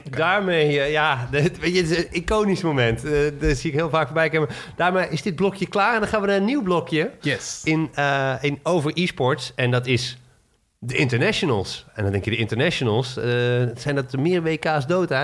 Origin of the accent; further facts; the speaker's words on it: Netherlands; als Nederlander